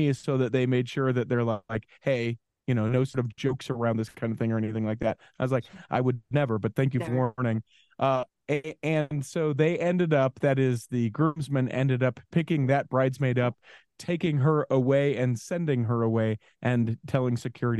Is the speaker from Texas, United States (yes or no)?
no; Utah, United States; Born and raised in Utah.